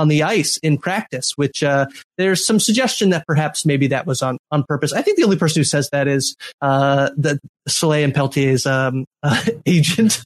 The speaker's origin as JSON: {"language": "English", "country": "Canada", "said": "especially as a Canadian"}